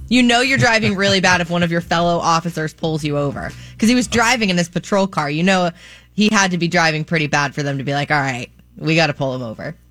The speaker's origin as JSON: {"language": "English", "town": "Zephyrhills", "region": "Florida", "country": "United States", "tie": "born or raised there", "also_born_or_lived": "Tampa", "said": "Born in Tampa, raised in Zephyr Hills"}